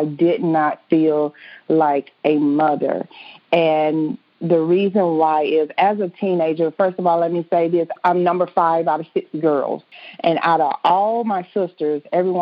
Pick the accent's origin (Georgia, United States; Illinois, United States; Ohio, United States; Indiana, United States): Indiana, United States; Indianapolis; I am from Indianapolis, Indiana